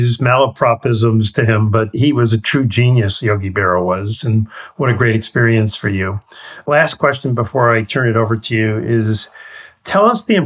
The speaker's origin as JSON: {"language": "English", "region": "New York", "country": "United States", "tie": "born or raised there", "said": "I grew up in New York"}